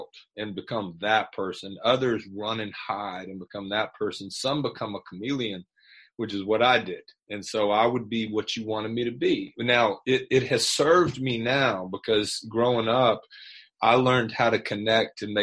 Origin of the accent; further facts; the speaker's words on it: Atlanta, Georgia, United States; I grew up here in the Atlanta area, and I'm 55, and so my whole stretch has been in and around Atlanta, North Georgia, and so I'm a homegrown product here